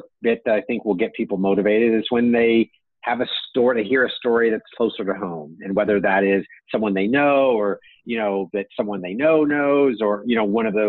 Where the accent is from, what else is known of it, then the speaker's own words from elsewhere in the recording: United States; as an American citizen